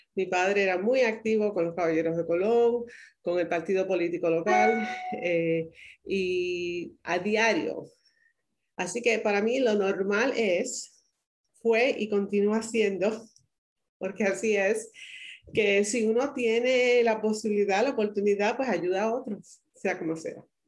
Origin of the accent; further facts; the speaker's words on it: Caguas, Puerto Rico; now in United States; soy nativa de Puerto Rico, eh, nací en Caguas, en la ciudad que es el corazón de la isla